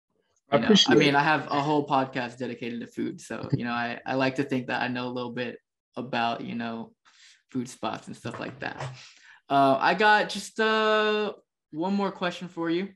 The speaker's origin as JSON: {"language": "English", "region": "Texas", "country": "United States", "said": "I'm from Texas"}